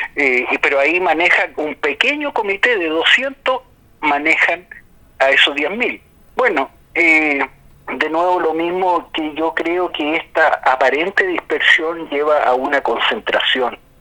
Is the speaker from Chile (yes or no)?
yes; Chile; Nosotros no somos como Brasil o como Estados Unidos o como Rusia